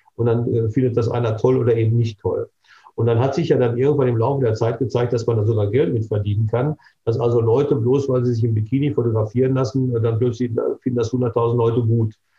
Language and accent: German; Bochum, North Rhine-Westphalia, Germany; hier in meiner Heimatstadt Bochum